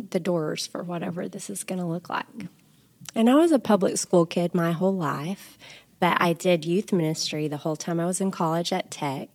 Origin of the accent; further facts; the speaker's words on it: Sunnyside, Texas, United States; also born or lived in Colorado; now in Lubbock, United States; I grew up in Sunnyside, Texas, which is just up the road, but between Amarillo and Lubbock